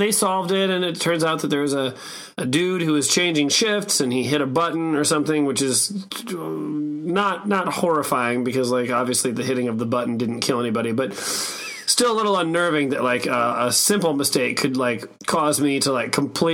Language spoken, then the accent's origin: English; Omaha, Nebraska, United States; I grew up in Omaha, Nebraska